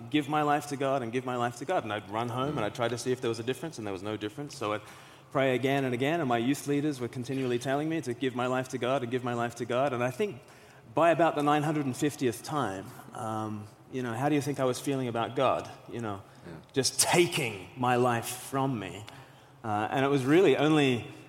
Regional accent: Australia; now in United Kingdom; I'm from Australia originally

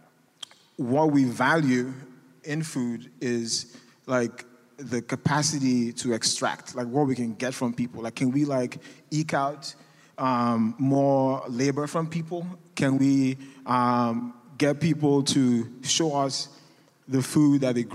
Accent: Nigeria; moved away as an adult; now in United States; I'm an immigrant. I'm Nigerian.

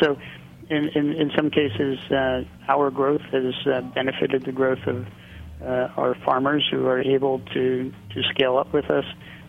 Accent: Pennsylvania, United States; moved away; also born or lived in California; I'm from Pennsylvania, so it would be like coming back home

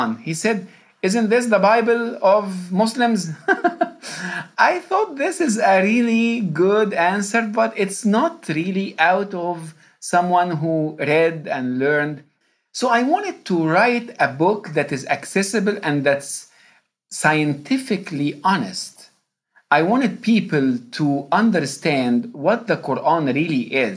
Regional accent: Egypt; first language Arabic; English is a second language; moved away as an adult; now in Louisville, United States; I was born and raised in Egypt.

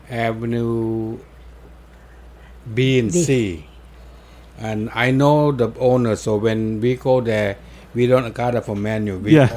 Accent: Thailand; now in New York, United States; I came here in 1963 from Thailand.

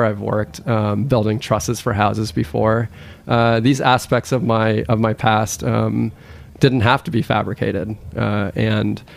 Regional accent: Thailand; now in United States; I actually am an immigrant to this country. I grew up in Thailand.

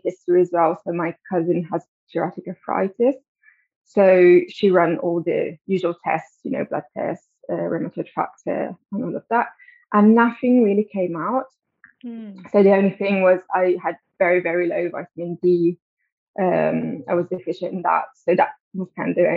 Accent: Italy; moved away as an adult; now in London, United Kingdom; I grew up in Italy, but I've been living in London for 12 years now.

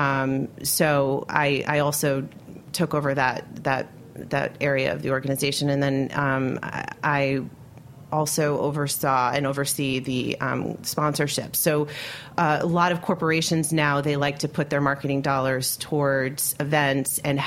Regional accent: Westchester, New York, United States; also born or lived in Syracuse; I grew up in Westchester, so right outside the city.

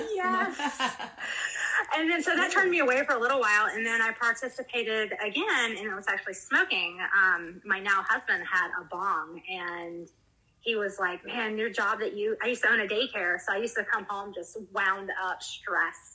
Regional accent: South Carolina, United States; moved away as an adult; also born or lived in Washington State; now in Washington, United States; I'm from South Carolina

